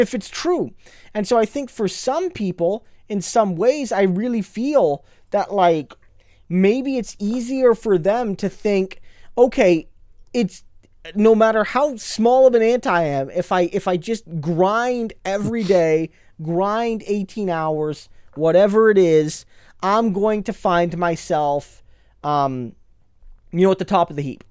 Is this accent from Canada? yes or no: yes; Canada